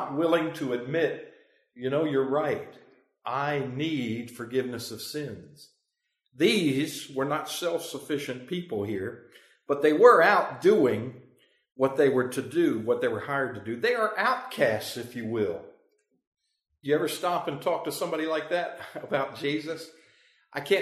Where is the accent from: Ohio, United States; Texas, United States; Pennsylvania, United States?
Pennsylvania, United States; moved away; I'm from Pennsylvania, that's where I grew up